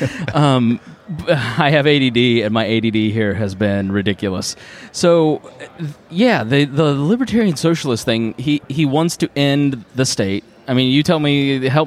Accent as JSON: {"language": "English", "region": "Indiana", "country": "United States", "said": "I'm from Indiana"}